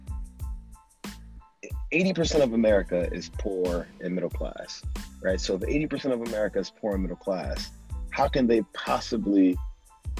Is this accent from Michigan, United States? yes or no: yes; Detroit, Michigan, United States; also born or lived in New York; now in Los Angeles, United States; I'm from Detroit, Michigan, and I'm from the ghetto. I mean, we had times when we grew up and we had no lights